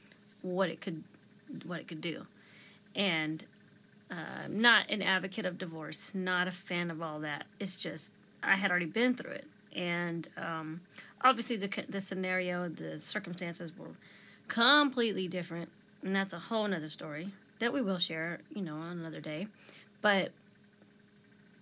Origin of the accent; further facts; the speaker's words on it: Delaware, United States; moved away as an adult; now in Texas, United States; Delaware is my home state, but Texas is where my family is